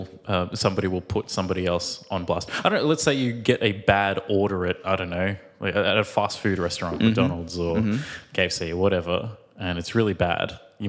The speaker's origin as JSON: {"language": "English", "country": "Australia", "said": "And I'm … from Australia."}